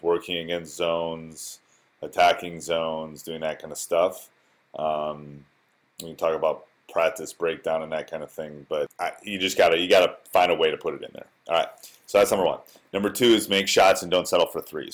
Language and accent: English; Wisconsin, United States; born or raised there